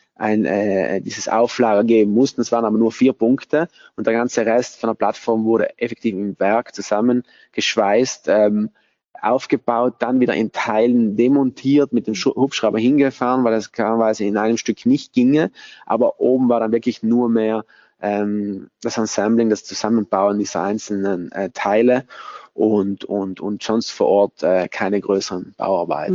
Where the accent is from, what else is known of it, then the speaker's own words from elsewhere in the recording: Bolzano, Trentino-Alto Adige, Italy; Ich bin auch hier in Bozen geboren, aufgewachsen